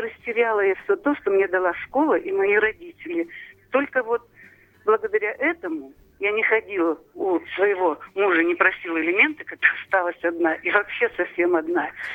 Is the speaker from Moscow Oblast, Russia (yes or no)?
no; Far East, Primorsky Krai, Russia; now in Tver, Russia; родилась и выросла в Приморском крае, на Дальнем Востоке